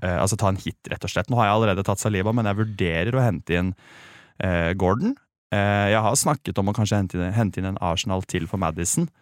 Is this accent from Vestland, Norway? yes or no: no; Sandefjord, Vestfold, Norway; jeg har vokst opp i Sandefjord